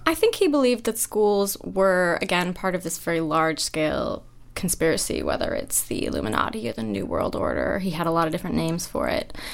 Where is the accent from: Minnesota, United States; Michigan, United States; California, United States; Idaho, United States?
Idaho, United States; moved away; also born or lived in Cambridge; my hometown had 200 people in it. It's this extremely isolated farming community in Idaho.